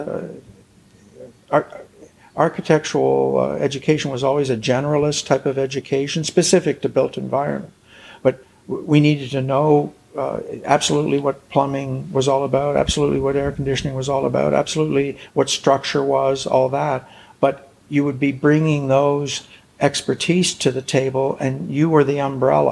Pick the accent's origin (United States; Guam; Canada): Canada; Toronto, Ontario; also born or lived in Montreal / Quebec City / Chicoutimi; now in St. John's, Canada; I was born in Toronto.